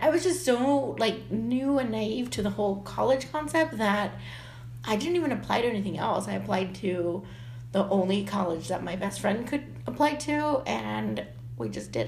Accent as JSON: {"language": "English", "town": "Brownsville", "region": "Texas", "country": "United States", "tie": "born or raised there", "moved": "as an adult", "lives_now": "San Antonio, United States", "said": "I grew up in Brownsville, Texas, so shout out the Valley, for the first 18 years of my life."}